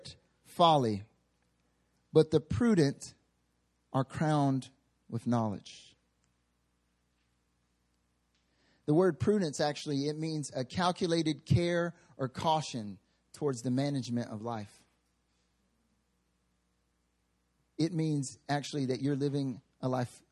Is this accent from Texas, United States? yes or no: no; North Carolina, United States; moved away as an adult; now in Seoul, South Korea; I'm from the South, right? I'm from North Carolina, the southeastern United States.